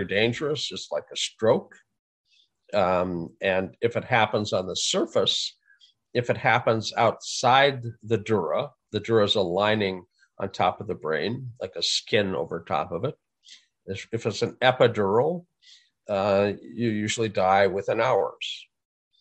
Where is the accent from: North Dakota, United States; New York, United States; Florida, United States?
North Dakota, United States; Fargo; moved away; I grew up in Fargo